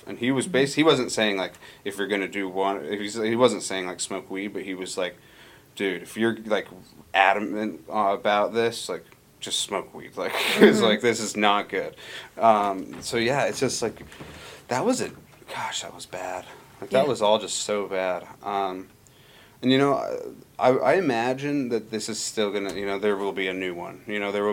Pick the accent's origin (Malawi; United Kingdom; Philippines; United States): United States; Montana; moved away as an adult; now in Alaska, United States; I grew up in Montana, and I was in high school around this time